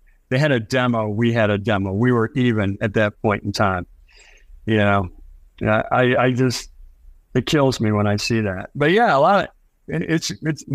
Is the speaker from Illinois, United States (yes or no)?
yes; Chicago, Illinois, United States; We're from Chicago